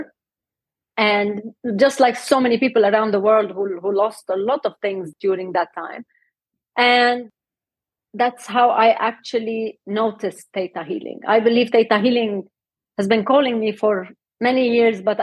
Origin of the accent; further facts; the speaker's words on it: Lebanon; moved away as an adult; now in Dubai, United Arab Emirates; So actually, I was born and raised in Lebanon, but during the war